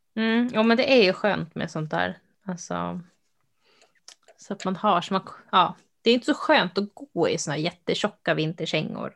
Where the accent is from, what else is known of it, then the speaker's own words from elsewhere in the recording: Uppsala, Uppsala County, Sweden; moved away; jag är ju från Uppsala, eh, som vi kanske har nämnt någon gång. Så min liksom, nu bor jag inte där längre